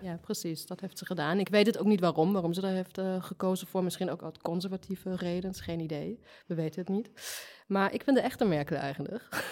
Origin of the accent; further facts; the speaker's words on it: Germany; Dutch is a second language; moved away; ik kom ook uit de DDR